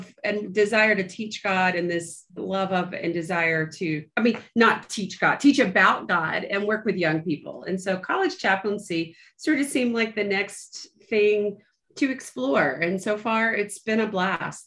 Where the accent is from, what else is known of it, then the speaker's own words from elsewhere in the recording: Moultrie, Georgia, United States; I was born in South Georgia in a town called Moultrie